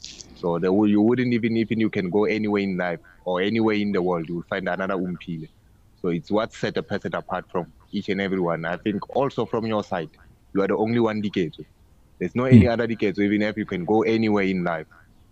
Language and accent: English; Kimberley, Northern Cape, South Africa; now in Pretoria, South Africa; I'm originated from Kimberley, but now I'm in Pretoria.